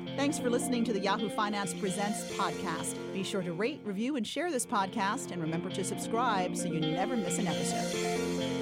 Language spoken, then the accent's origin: English; New York City, New York, United States; I, too, am born and bred in New York.